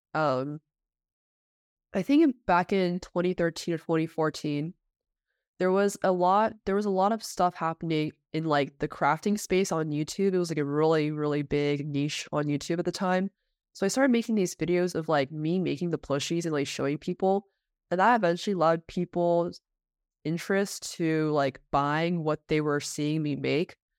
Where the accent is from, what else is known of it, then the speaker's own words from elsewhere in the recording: Bay Area, California, United States; I grew up in the Bay Area where I w, did all my schooling there